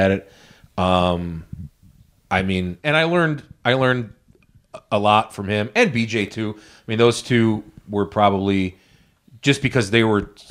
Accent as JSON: {"language": "English", "country": "United States", "said": "I'm an American"}